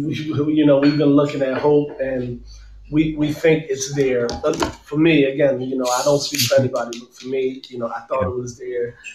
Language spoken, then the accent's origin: English; Philadelphia, Pennsylvania, United States; I'm from Philadelphia.